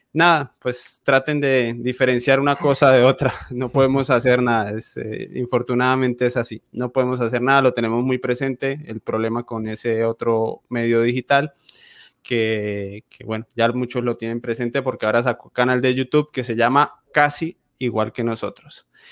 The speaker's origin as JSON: {"language": "Spanish", "region": "Llanos Orientales", "country": "Colombia"}